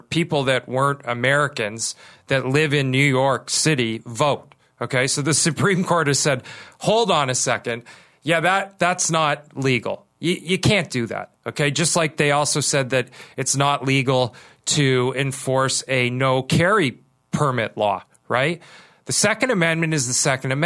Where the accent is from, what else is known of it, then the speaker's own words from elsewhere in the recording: Kitchener, Ontario, Canada; I grew up in Kitchener, Ontario.